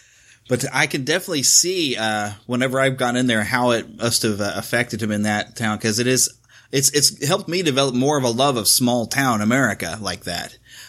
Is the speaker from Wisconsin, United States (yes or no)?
no; Kansas City, Missouri, United States; here in my hometown, Kansas City.